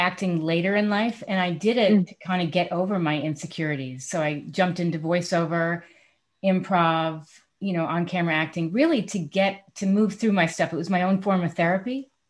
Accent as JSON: {"language": "English", "town": "New York City", "region": "New York", "country": "United States", "tie": "born or raised there", "said": "I grew up on East 86th Street"}